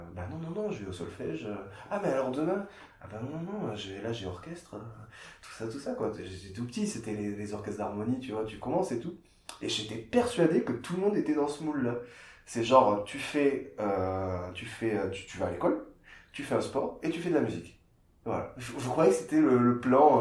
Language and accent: French; Castres, Occitania, France; also born or lived in Geneva; now in Montpellier, France; je suis né à Castres, dans le Tarn, près de Toulouse